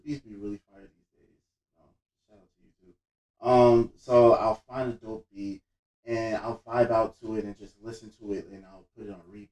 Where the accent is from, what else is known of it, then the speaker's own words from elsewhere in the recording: Roselle, New Jersey, United States; also born or lived in Elizabeth, New Jersey / Linden, New Jersey / Union, New Jersey; I was born in Elizabeth, raised in Roselle, lived all over Union County